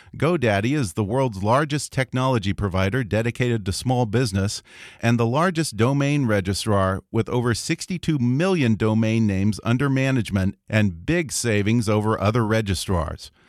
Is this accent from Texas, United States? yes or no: yes; Houston, Texas, United States; I'm from Houston